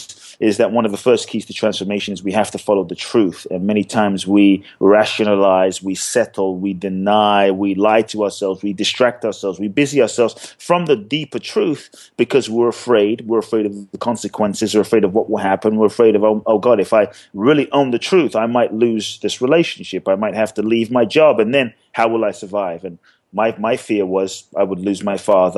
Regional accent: London, United Kingdom; also born or lived in Ghana; now in Los Angeles, United States; I grew up in London. I live in LA now

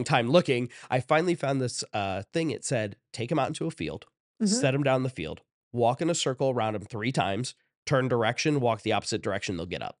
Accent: Shelby, Ohio, United States; So I grew up in Shelby, Ohio, which is just 2 towns over from Lexington, town over from Ontario in Ohio.

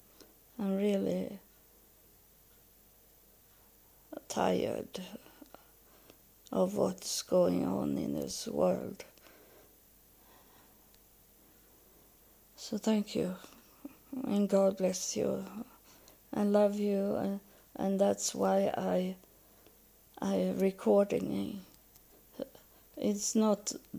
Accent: Sweden; first language Swedish; English is a second language; I'm from Sweden, so my main language is Swedish. So the English is something I have learned.

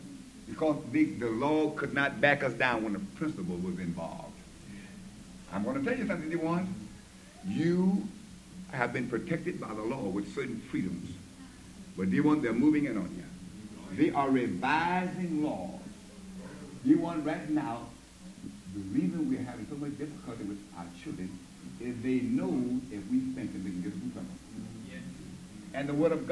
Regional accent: the South, United States; I'm from the South

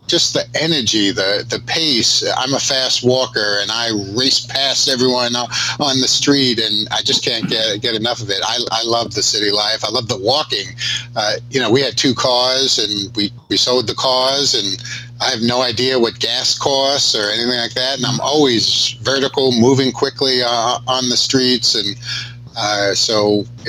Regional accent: New York City, New York, United States; also born or lived in Atlanta, Georgia / Zaire; We grew up in the Bronx, but now I live in Midtown Manhattan

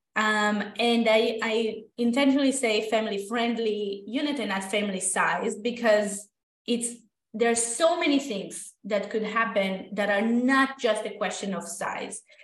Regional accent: Israel; moved away as an adult; now in Toronto, Canada; i am originally from israel i went to architecture school there

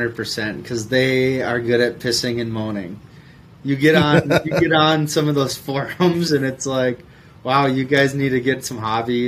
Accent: Minnesota, United States; moved away as an adult; also born or lived in North Dakota / Mississippi; I grew up in Minnesota

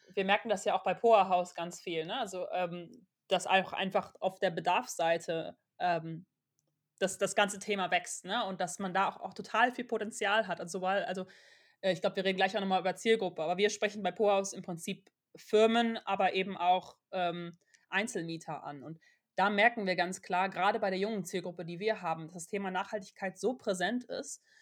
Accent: Aachen, North Rhine-Westphalia, Germany; Wir kommen beide aus Aachen

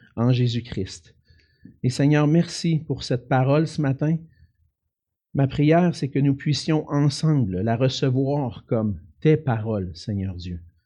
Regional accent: Quebec City, Quebec, Canada; je viens de Québec

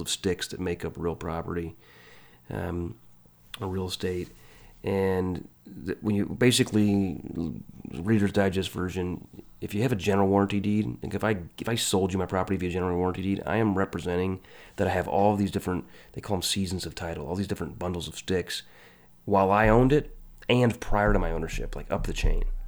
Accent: Illinois, United States; moved away as an adult; now in Kansas City, United States; I'm from Illinois

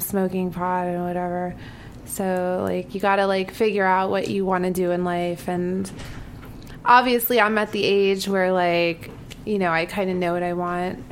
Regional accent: New York, United States; also born or lived in Florida; I'm from New York. Yeah. I was like born and raised in New York.

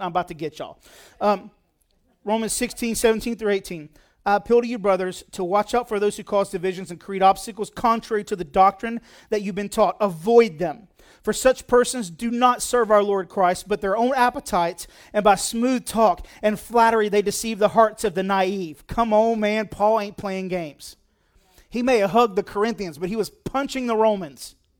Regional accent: United States; I'm an American

